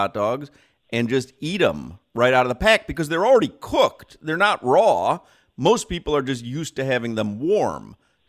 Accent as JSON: {"language": "English", "town": "Chicago", "region": "Illinois", "country": "United States", "tie": "born or raised there", "said": "But I'm from Chicago. I grew up in Chicago. That is hot dog central."}